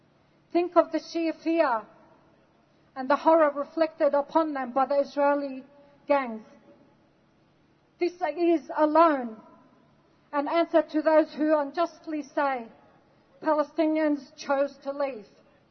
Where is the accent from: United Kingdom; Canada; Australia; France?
Australia; also born or lived in Lebanon; I was born in Lebanon and I lived my life in Australia.